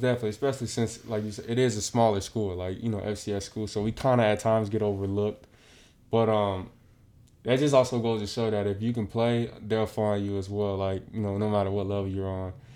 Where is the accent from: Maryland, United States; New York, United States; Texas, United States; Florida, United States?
Florida, United States; Pompano Beach; growing up in South Florida, um, sports kinda is instilled in you early